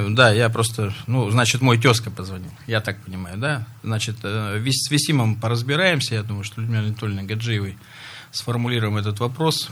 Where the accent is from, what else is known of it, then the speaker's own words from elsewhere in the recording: Russia; Это моя малая родина. Микрорайон железнодорожный я очень хорошо знаю.